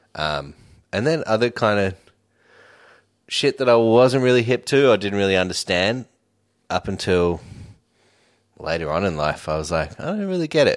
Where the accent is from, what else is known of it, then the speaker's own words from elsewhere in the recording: Sydney, New South Wales, Australia; also born or lived in Redfern / Glebe / Newtown; I grew up in Homebush.